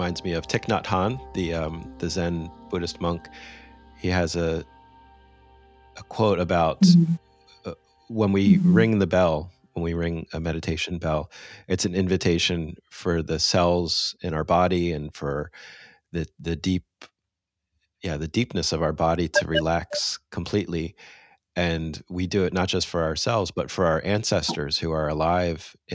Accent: United States; in the U.S. where I'm from

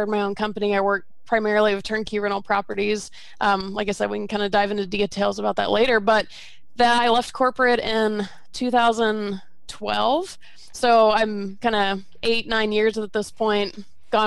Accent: Georgia, United States; also born or lived in Florida; I was born in Florida, but I grew up in Georgia

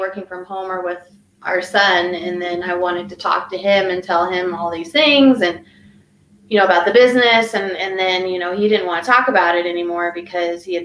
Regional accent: Arizona, United States; moved away as an adult; now in Colorado, United States; I was from Arizona

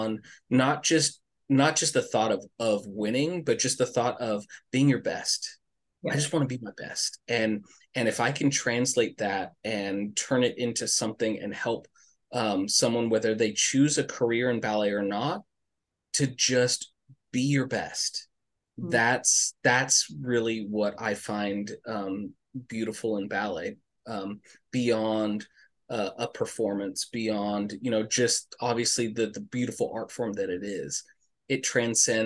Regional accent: Los Angeles, California, United States; growing up in Los Angeles, I was a big sports kid

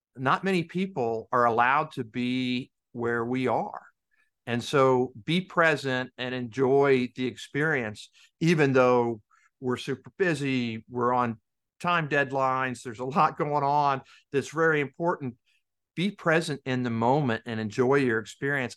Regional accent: Kansas, United States; moved away as an adult; I grew up in Kansas. My dad was in, in the Navy, and he retired in nineteen seventy-five. We moved back to Kansas

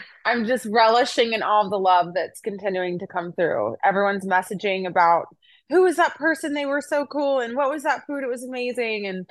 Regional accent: Oklahoma, United States; I'm from Oklahoma

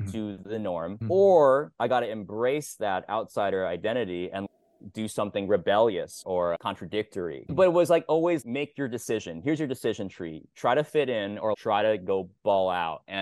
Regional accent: Kansas, United States; I'm from Kansas.

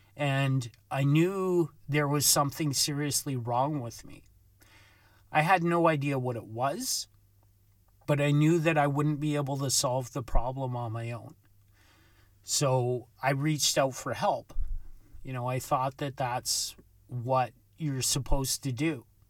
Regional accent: Vancouver, British Columbia, Canada; my experience growing up in Vancouver

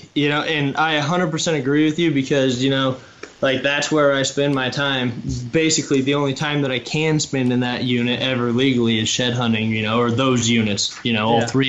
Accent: Oregon, United States; my home state of Oregon

